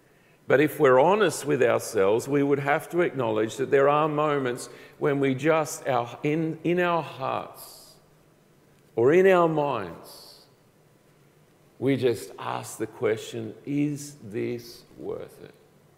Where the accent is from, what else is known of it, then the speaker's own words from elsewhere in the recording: Colombia; I grew up in South America. My parents were missionaries, and so I grew up in the country of Colombia, the top northwest part of South America.